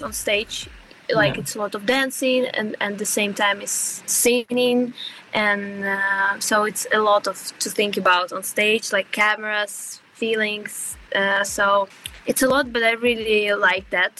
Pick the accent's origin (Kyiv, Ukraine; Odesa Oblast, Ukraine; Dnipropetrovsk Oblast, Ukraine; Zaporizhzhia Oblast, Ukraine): Zaporizhzhia Oblast, Ukraine; Zaporizhzhia; born or raised there; English is a second language; moved away as an adult; now in Sweden